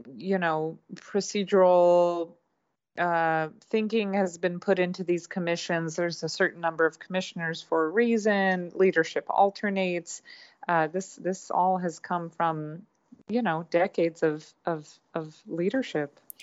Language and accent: English; Hungary; also born or lived in California / Wisconsin; now in Vallejo, United States; I am a Californian, though I grew up mostly in Hungary in Eastern Europe. I was was born in Hungary.